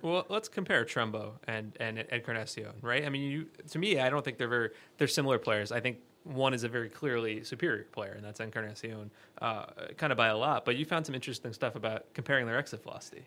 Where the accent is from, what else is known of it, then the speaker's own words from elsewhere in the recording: New York, United States; I'm a New Yorker